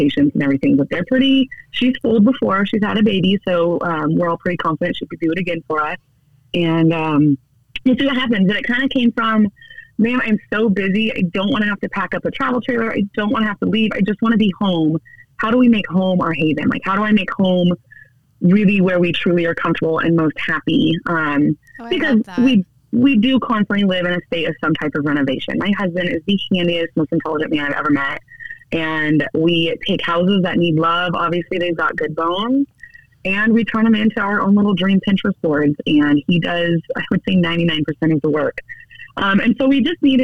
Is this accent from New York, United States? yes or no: no; El Dorado County, California, United States; we are independently running our own little real estate business in my hometown